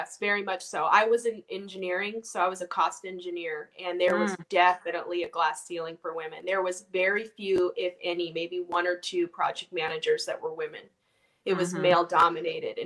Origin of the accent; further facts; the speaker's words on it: Orange County, California, United States; growing up where I grew up in Orange County